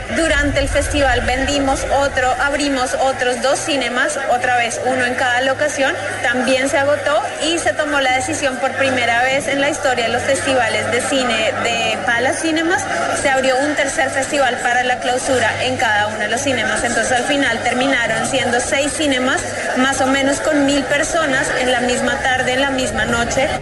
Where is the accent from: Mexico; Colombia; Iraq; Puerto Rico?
Colombia; now in Australia; Como colombiana